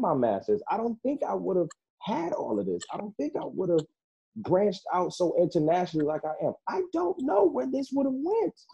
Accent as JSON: {"language": "English", "town": "Detroit", "region": "Michigan", "country": "United States", "tie": "born or raised there", "also_born_or_lived": "Orlando, Florida", "moved": "yes", "lives_now": "Grand Rapids, United States", "said": "I was born in Orlando, raised in Detroit"}